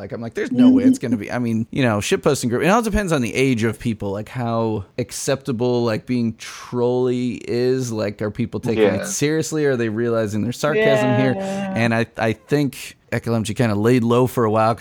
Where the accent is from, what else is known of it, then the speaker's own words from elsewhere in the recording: Chicago, Illinois, United States; moved away; also born or lived in Bloomington; we're both from Chicago.